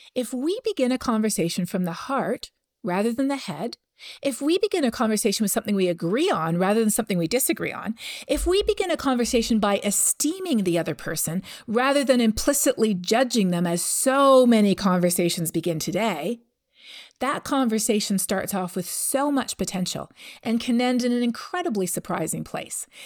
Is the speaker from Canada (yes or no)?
yes; Canada; I'm from Canada